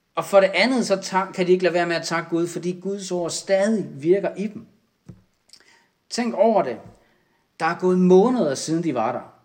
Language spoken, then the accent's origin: Danish; Denmark